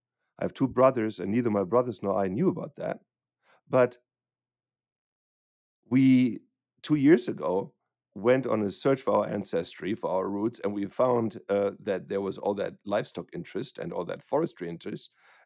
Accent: western Germany, Germany; So I grew up near the Dutch border in the western part of Germany, and I always had an interest for livestock.

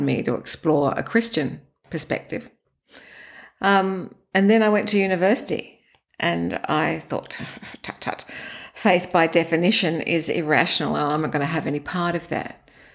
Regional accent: Sydney, New South Wales, Australia; I grew up in Australia in Sydney.

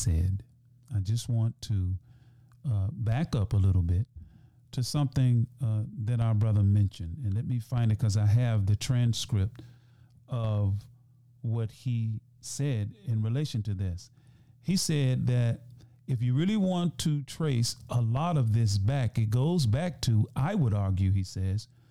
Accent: Memphis, Tennessee, United States; I grew up in Memphis, I lived in the neighborhood

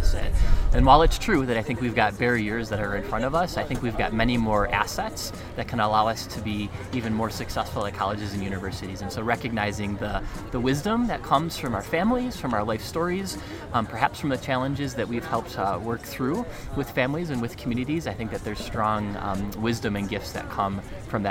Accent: near Buffalo, New York, United States; moved away as an adult; now in Colorado, United States; I grew up just outside of Buffalo, New York, in a relatively small town

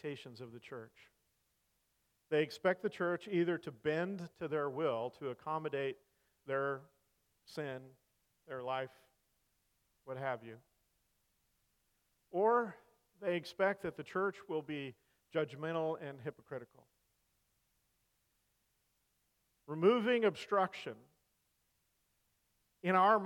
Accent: Salinas Valley, California, United States; also born or lived in Colorado; now in Missouri, United States; I grew up in the Salinas Valley, California

